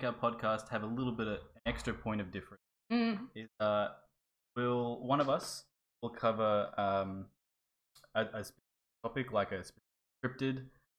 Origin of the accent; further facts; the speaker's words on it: Australia; this podcast is in Australia. We are Australians.